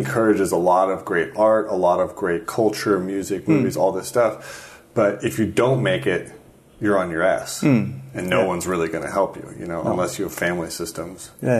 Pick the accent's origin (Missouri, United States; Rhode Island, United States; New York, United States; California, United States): California, United States; just north of San Francisco; now in Denmark; as an American, I think that makes a lot of sense. I mean, I come from just north of San Francisco